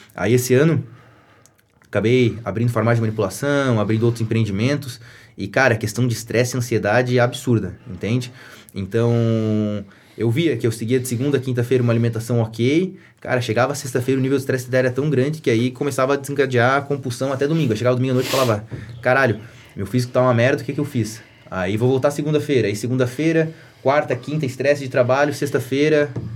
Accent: Atalanta, Santa Catarina, Brazil; eu nasci e cresci em Atalanta

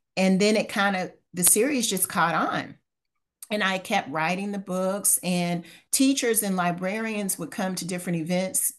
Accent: Louisville, Kentucky, United States; moved away as an adult; now in Houston, United States; I've lived in Houston for nineteen years. I'm originally from Louisville, Kentucky.

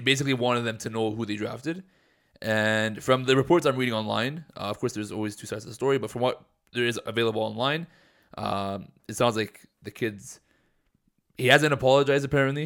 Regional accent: Edmonton, Alberta, Canada; growing up in Edmonton

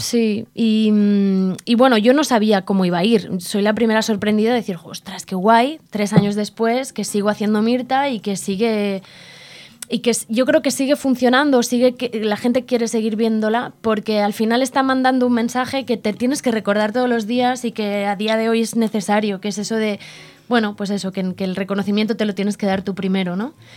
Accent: Logroño, La Rioja, Spain; Yo soy de Logroño

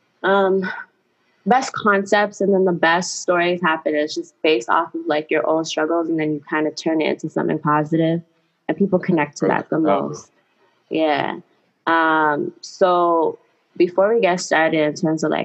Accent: Toronto, Ontario, Canada; I'm from Toronto, Canada.

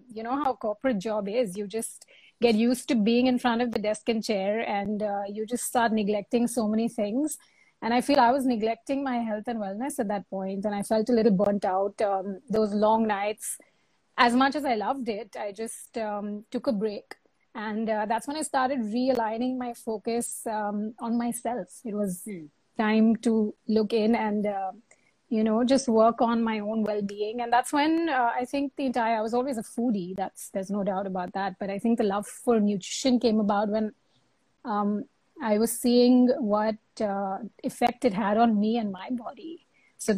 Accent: Mumbai, Maharashtra, India; also born or lived in New York; I'm born and brought up in Bombay.

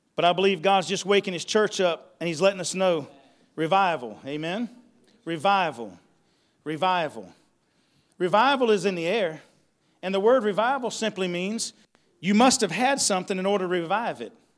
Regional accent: Ware Shoals, South Carolina, United States; also born or lived in Jacksonville, North Carolina; I'm from Jacksonville, North Carolina, but I've lived here most of my life in Ware Shoals area

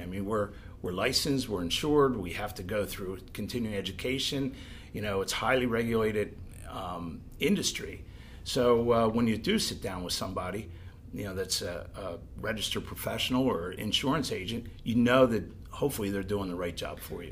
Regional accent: Pottstown, Pennsylvania, United States; I'm from the Pottstown area all my life

